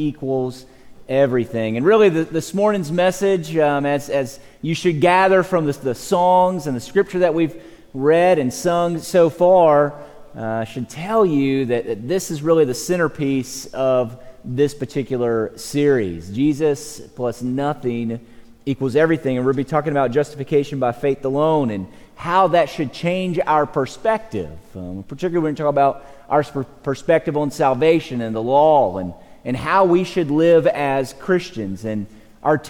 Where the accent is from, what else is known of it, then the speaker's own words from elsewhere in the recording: Georgia, United States; moved away as an adult; now in Texas, United States; I'm from Georgia